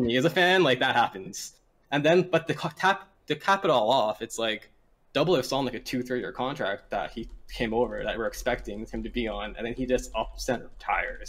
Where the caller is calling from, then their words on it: Toronto, Ontario, Canada; I'm calling from Toronto, Ontario.